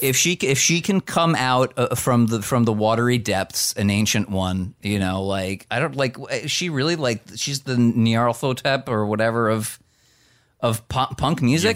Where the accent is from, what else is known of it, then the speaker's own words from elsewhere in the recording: New Jersey, United States; as somebody from the state of New Jersey